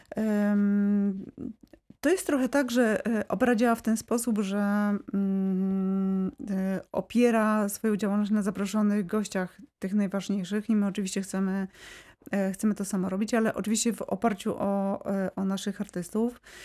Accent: Wrocław, Lower Silesian Voivodeship, Poland; ja jestem z Wrocławia, czuję się wrocławianką

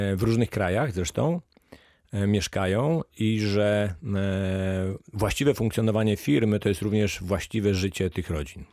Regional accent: Lower Silesian Voivodeship, Poland; Ja pochodzę z Dolnego Śląska

